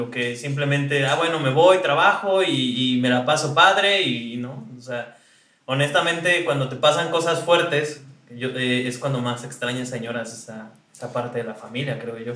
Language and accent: Spanish; Mexico City, Mexico; moved away as an adult; now in New York, United States; de la Ciudad de México.